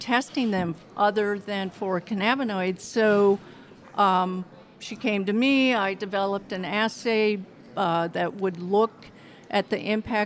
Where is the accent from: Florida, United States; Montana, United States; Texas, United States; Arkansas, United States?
Montana, United States; moved away as an adult; also born or lived in Berkeley / Boulder / Las Vegas; I grew up on a ranch in Montana